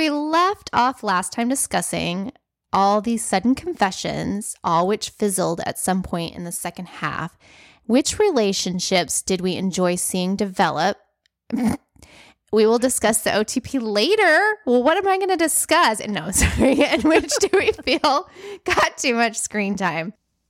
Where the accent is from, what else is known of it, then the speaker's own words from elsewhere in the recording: South Dakota, United States; born there; also born or lived in South; I lived in the South for a long time. I was born in South Dakota.